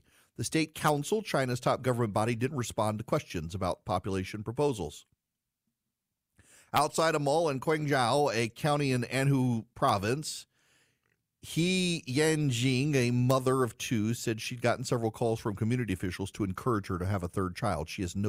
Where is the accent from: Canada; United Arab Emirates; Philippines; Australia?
United Arab Emirates; Dubai; because I grew up overseas. I grew up in Dubai.